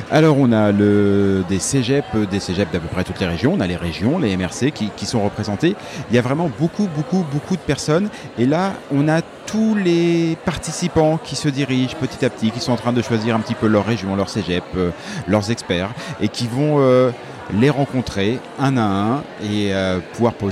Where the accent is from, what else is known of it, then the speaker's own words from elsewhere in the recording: Villeurbanne, Auvergne-Rhône-Alpes, France; Bonjour, je viens de Lyon, Villeurbanne exactement.